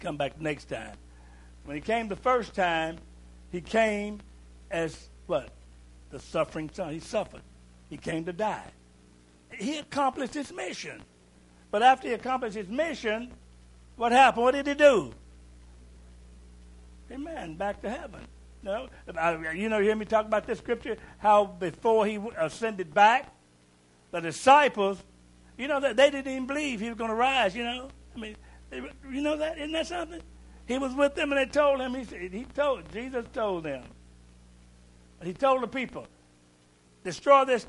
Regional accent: Kentucky, United States; I'm from Kentucky

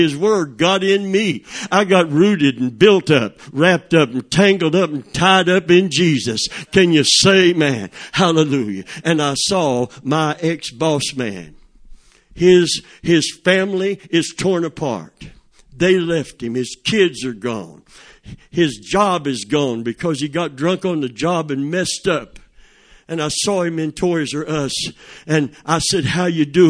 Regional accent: Plant City, Florida, United States; I was a redneck from Plant City

